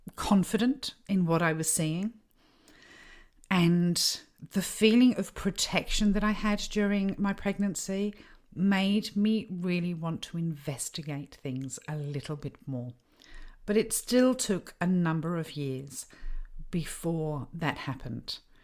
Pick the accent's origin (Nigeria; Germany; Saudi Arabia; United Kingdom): United Kingdom; I grew up in the United Kingdom